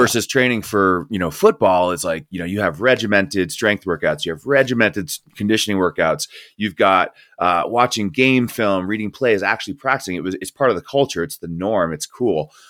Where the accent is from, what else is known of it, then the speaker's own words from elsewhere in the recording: Northeast, United States; moved away as an adult; also born or lived in Colorado; I grew up in the Northeast, and so I was coaching there.